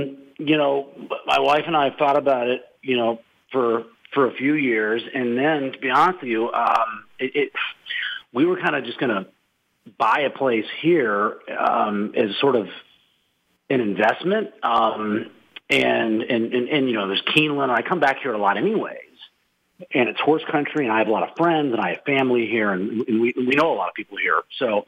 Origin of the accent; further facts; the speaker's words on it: Boston, Massachusetts, United States; born there; also born or lived in Minneapolis; I consider Minneapolis home. I was born in Boston. I spent a lot of time in L.A.